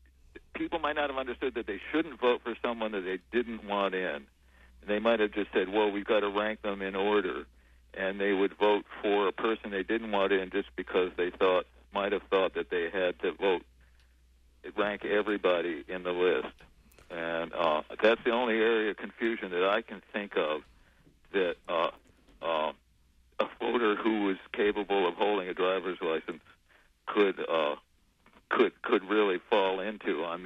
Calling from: Warren, United States; Hi, this is … from Warren.

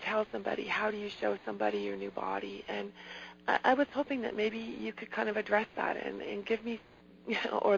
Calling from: California, United States; Hi, I'm calling from California

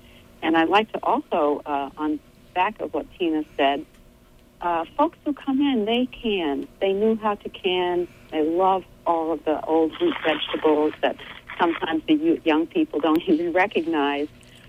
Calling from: Blue Hill, Maine, United States; I'm calling from Blue Hill.

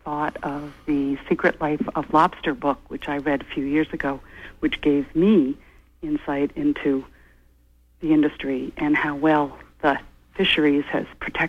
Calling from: Dixmont, Maine, United States; I'm calling from Inland in Dixmont

